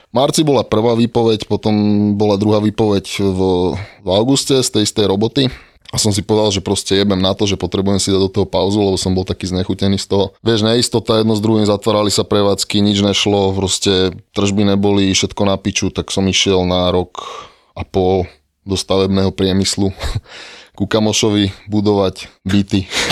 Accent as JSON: {"language": "Slovak", "town": "Myjava", "region": "Trenčín Region", "country": "Slovakia", "tie": "born or raised there", "said": "Ja som pôvodom, že z Kopaníc"}